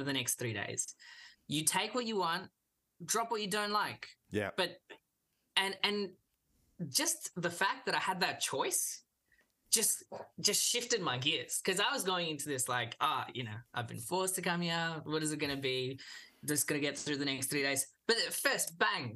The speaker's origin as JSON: {"language": "English", "town": "Melbourne", "region": "Victoria", "country": "Australia", "tie": "born or raised there", "also_born_or_lived": "Kolkata, India / South India", "first_language": "English", "said": "Came straight to Melbourne. Lived in Melbourne my whole life"}